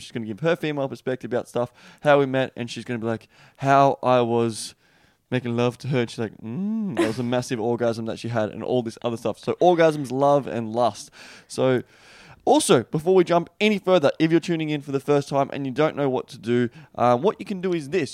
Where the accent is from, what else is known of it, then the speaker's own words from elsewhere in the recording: Australia; accent: Australian; my Australian accent